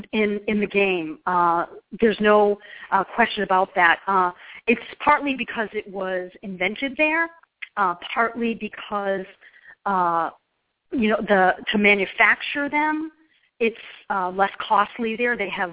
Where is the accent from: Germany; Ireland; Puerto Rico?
Ireland; I love potatoes, and I don't know if it's because I'm Irish, but I love potatoes.